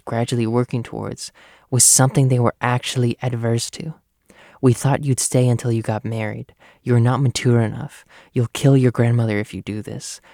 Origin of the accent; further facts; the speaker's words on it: United States; I am the first of my family born in the US